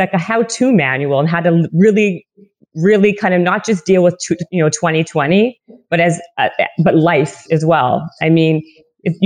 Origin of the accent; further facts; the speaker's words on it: Canada; I'm Canadian.